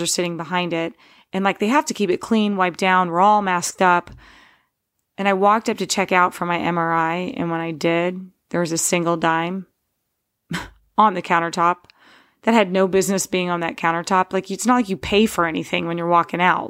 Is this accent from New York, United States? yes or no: no; Steubenville, Ohio, United States; born or raised there